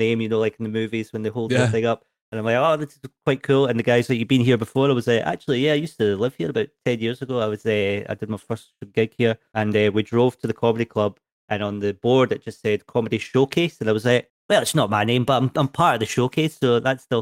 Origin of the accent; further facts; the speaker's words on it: Edinburgh, Scotland, United Kingdom; I'm from Edinburgh.